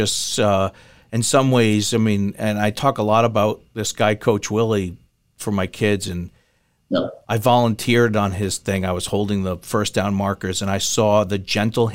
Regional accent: Fall River, Massachusetts, United States; a Celtics fan growing up, and I remember being on, was it Channel 38 or 56, and it was in black and white on my TV, and the snow on the picture looked, you couldn't tell if it was at the ball, the shoe, or the snow, right? Growing up in Fall River.

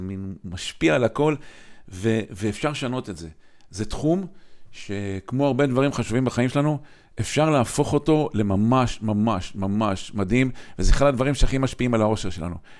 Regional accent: Kiryat Motzkin, Haifa District, Israel; אני גדלתי בקריית מוצקין

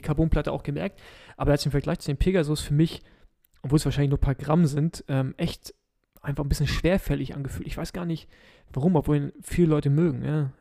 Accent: Berlin, Germany; als Berliner

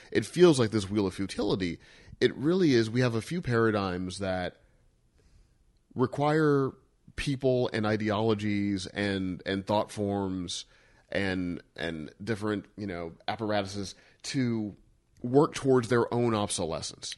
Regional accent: Missouri, United States; I grew up in Missouri

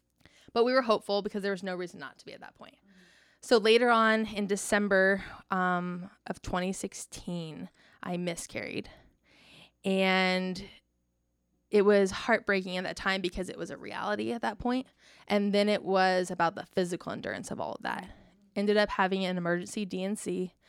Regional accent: California, United States; moved away as an adult; also born or lived in Indiana / Florida; now in Texas, United States; I'm originally from California

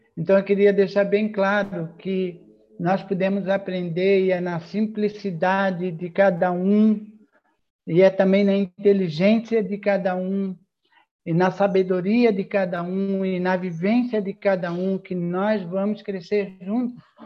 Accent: a city near Florianópolis, Santa Catarina, Brazil; accent: mané (Manezinho, Florianópolis island); Mesmo eu não sendo da ilha, eu sou de uma cidade aqui próxima

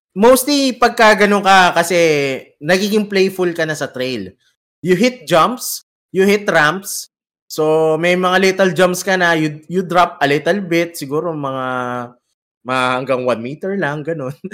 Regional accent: Quezon City, Metro Manila, Philippines; moved away as an adult; now in United Arab Emirates; kami sa Cubao. So, taga Cubao ako

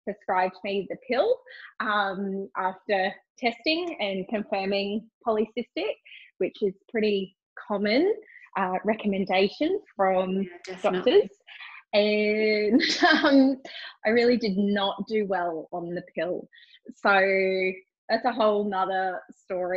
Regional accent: Cairns, Queensland, Australia; now in Gold Coast, Australia; I'm originally from Cairns. I live on the Gold Coast now.

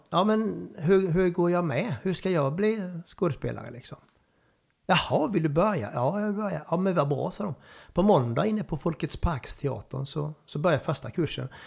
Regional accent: Värmland, Sweden; accent: Värmland; Och du vet ju min dialekt. Det är ungefär som du skulle spela eh, liksom Kungliga. På, på, på värmländska?

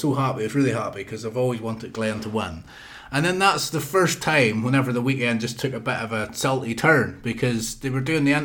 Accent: Ulster, Northern Ireland, United Kingdom; now in England; as an Ulsterman living in England

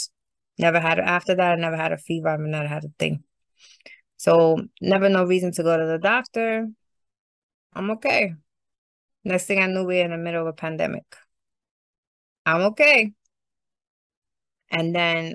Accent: New York City, New York, United States; also born or lived in Bushwick / Canarsie / Clinton Hill / Sunset Park; I'm from Brooklyn, Puerto Rican, my whole life

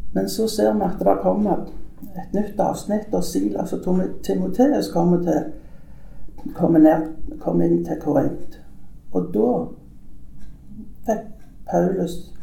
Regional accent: Sola, Rogaland, Norway; also born or lived in Nærbø; now in Tananger, Norway; jeg er født på Grannes i Sola, sånn at, men jeg har bodd i mange år på Nærbø. Men kom her til Tananger for 28 år siden.

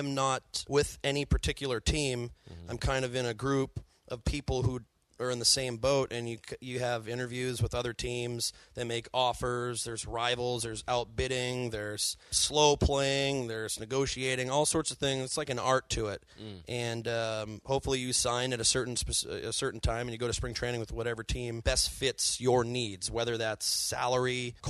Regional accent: Massachusetts, United States; I'm from Massachusetts. Absolutely.

